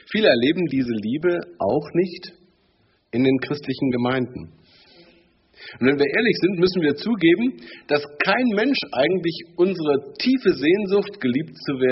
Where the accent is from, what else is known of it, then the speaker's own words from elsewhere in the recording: the East, East Germany, Germany; Bei uns im Osten